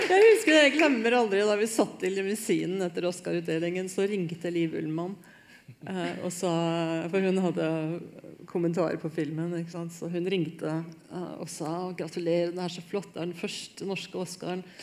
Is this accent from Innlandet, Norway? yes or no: yes; Hamar, Innlandet, Norway; jeg er veldig norsk. Jeg har sånn, sånn eh, geneprøvebevis på at jeg er fra Hamar.